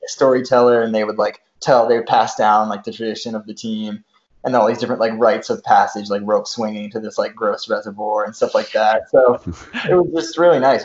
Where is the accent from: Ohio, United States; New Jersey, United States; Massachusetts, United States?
Massachusetts, United States; Seekonk; moved away; I grew up right on the Rhode Island uh, Massachusetts border